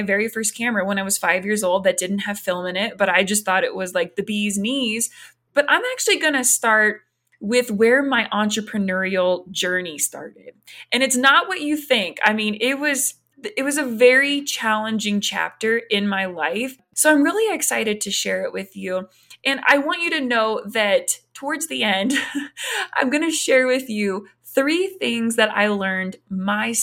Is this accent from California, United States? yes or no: no; Morgantown, West Virginia, United States; I grew up in Morgantown, West Virginia. I hail from West Virginia.